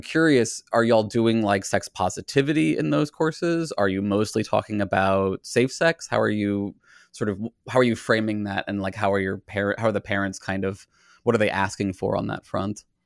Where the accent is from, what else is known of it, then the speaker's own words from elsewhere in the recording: Virginia, United States; I grew up in Virginia where it was again, you know, the the DARE program approach to abstinence only education